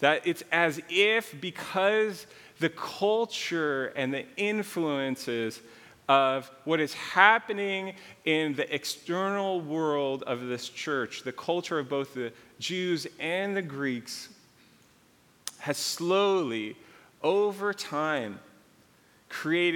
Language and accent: English; Calabasas, California, United States; also born or lived in Malibu; I grew up in between Calabasas and Malibu.